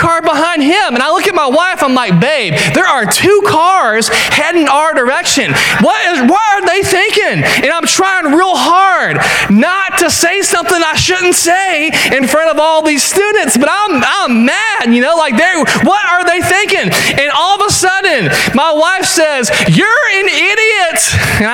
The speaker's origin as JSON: {"language": "English", "area": "the Upstate", "region": "South Carolina", "country": "United States", "tie": "born or raised there", "also_born_or_lived": "Charleston, South Carolina", "said": "we grew up in the upstate. I'm from Malden, and she's from Dankesville, and the upstate's home"}